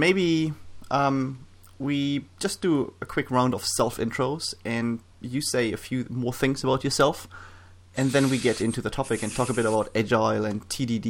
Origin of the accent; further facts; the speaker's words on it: Germany; now in New Zealand; when you grow up in Germany